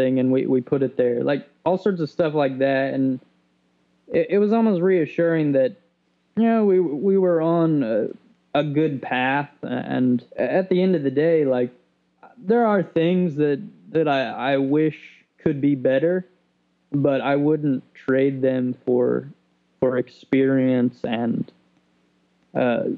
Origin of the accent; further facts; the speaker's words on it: Odon, Indiana, United States; I'm from Southern Indiana, from Odin.